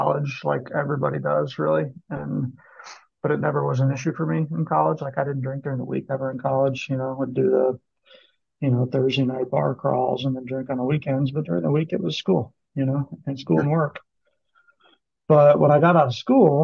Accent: Kansas City, Missouri, United States; I live in Kansas City

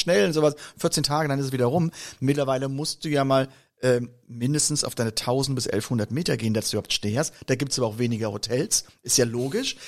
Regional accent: Koblenz, Rhineland-Palatinate, Germany; aus der Region, wo ich herkomme, nun aus Koblenz

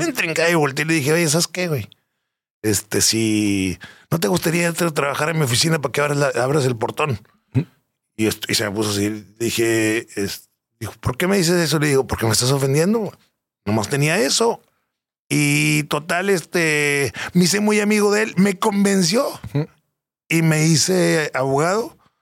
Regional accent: San Pedro Garza García, Nuevo León, Mexico; vengo de San Pedro Garza García de toda la vida

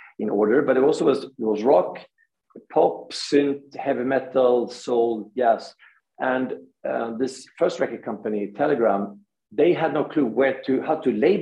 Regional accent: Gothenburg, Västra Götaland, Sweden; we are from Gothenburg

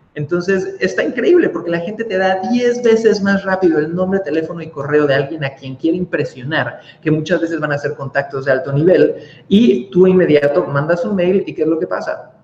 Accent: Cancún, Quintana Roo, Mexico; yo soy nacido en Cancún, México

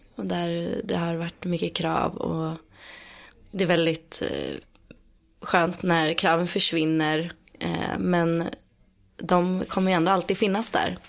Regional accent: Stockholm, Stockholm County, Sweden; accent: Stockholm; Jag är född och uppvuxen eh, utanför Stockholm. Mm. Eller i en eh, söderförort som heter Skarpnäck

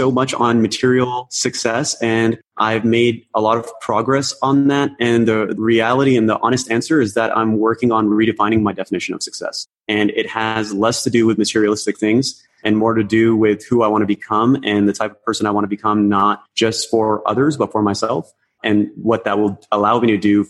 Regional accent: Toronto, Ontario, Canada; also born or lived in Karachi, Pakistan; I came to Canada, specifically in Toronto, when I was 7

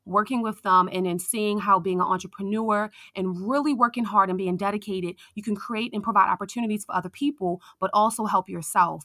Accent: Baltimore, Maryland, United States; I am from Baltimore, Maryland

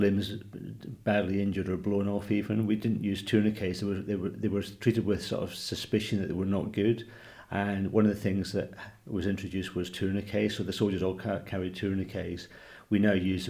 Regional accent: Scotland, United Kingdom; moved away as an adult; also born or lived in Manchester / Blackpool; I grew up in Scotland

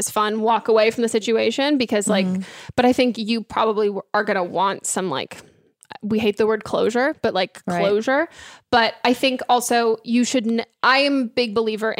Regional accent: California, United States; I grew up in California

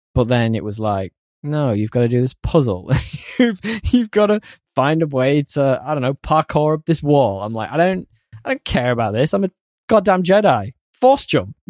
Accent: United Kingdom; As a Brit

